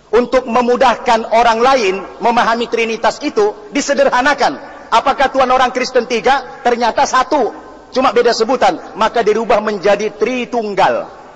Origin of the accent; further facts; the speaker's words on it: North Tapanuli, North Sumatra, Indonesia; Saya dilahirkan di daerah Tapanduli Utara, Sumatera Utara